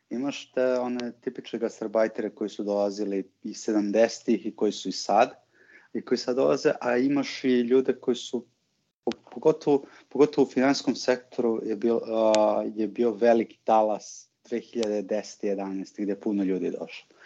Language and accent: Croatian; Serbia; moved away as an adult; now in Vienna, Austria; po mojom akcentu će odmah reći da, da, da nisam iz Austrije. Čim samo kažu kao moj tata iz Srbije, ja sam, ja sam iz Beča.